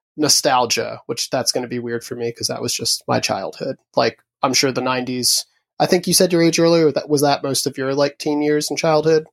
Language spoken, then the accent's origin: English; Huntingtown, Maryland, United States; also born or lived in Upper Marlboro, Maryland; I grew up a little outside of D C, originally in a town called Upper Marlboro, um, and then my family moved down south, um, to a town called Huntingtown, uh, in Calvert County